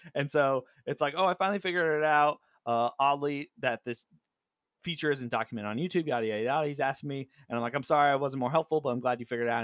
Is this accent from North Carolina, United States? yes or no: no; Southern California, United States; moved away as an adult; now in Seattle, United States; Growing up in California